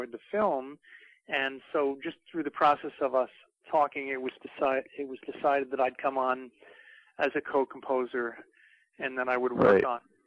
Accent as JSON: {"language": "English", "town": "New York City", "region": "New York", "country": "United States", "tie": "born or raised there", "said": "I grew up in the Bronx"}